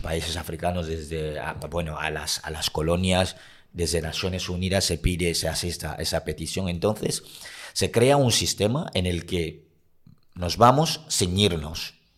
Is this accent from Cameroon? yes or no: yes; Cameroon; moved away; Soy africano de origen camerunés